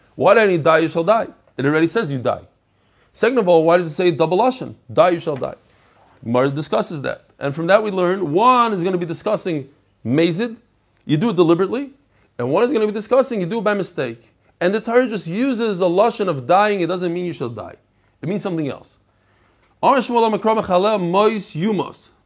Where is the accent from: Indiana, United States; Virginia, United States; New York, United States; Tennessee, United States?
New York, United States; New York City; I love Kensington. That's where I grew up.